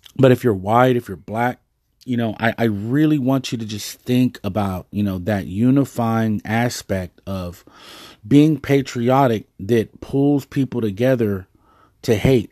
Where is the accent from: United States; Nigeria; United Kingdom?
United States; Dallas, Texas; I'm originally from Dallas, Texas. I live in Dallas, Texas